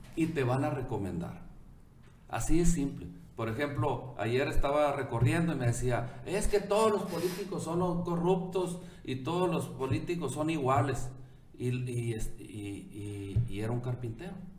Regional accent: Ciudad Obregón, Sonora, Mexico; aquí crecí, aquí estudié

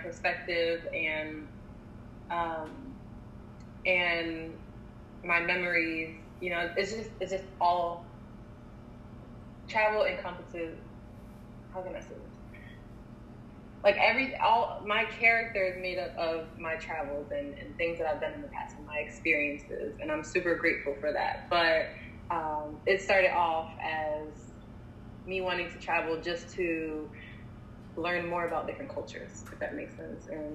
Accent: Philadelphia, Pennsylvania, United States; I am from Philly.

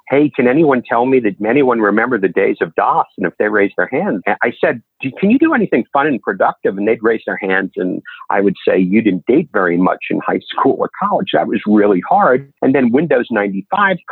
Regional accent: New York City, New York, United States; moved away as an adult; also born or lived in Syracuse, New York / Washington, D.C.; now in Nashville, United States; I grew up in New York City

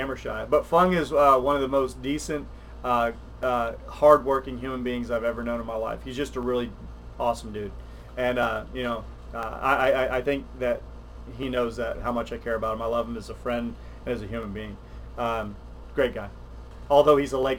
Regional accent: South Texas, United States; When I was a kid growing up in South Texas

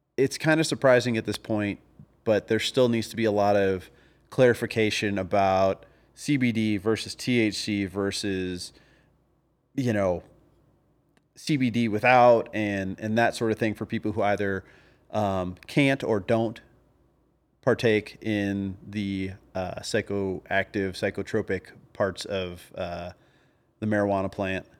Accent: the South, United States; I was from the South

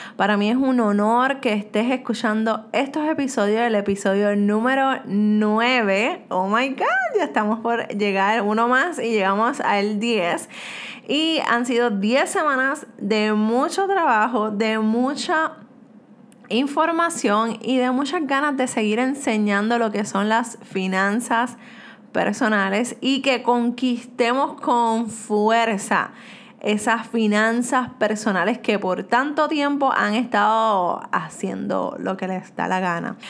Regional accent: Puerto Rico; soy de Puerto Rico

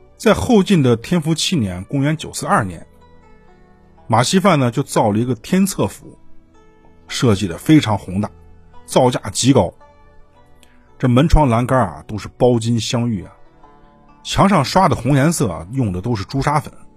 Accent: China; 我们中国人有信仰

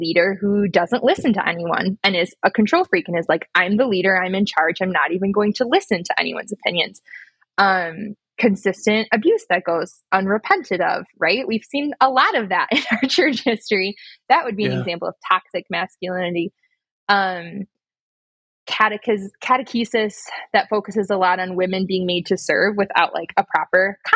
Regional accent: United States; moved away; also born or lived in Louisiana; I grew up in Hippieville. I moved to Louisiana.

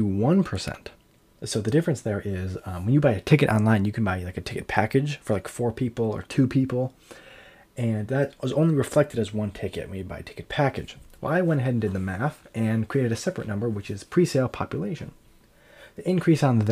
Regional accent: Saline, Michigan, United States; this year I was brought on to my hometown festival called the Celine Celtic Festival

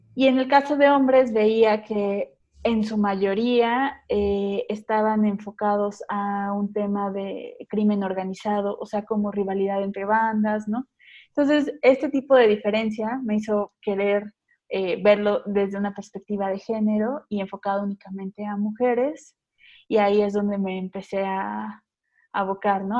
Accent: Mexico City, Mexico; soy de la Ciudad de México

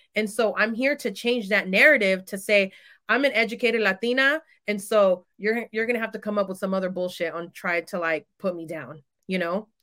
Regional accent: San Francisco Bay Area, California, United States; I am from the San Francisco Bay Area

